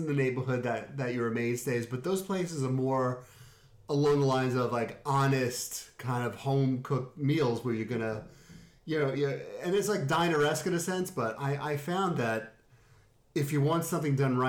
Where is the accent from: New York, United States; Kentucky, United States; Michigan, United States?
New York, United States; now in Connecticut, United States; because we came from New York and we loved the food there. And when we moved out to Connecticut years later, we found that there was nowhere to go.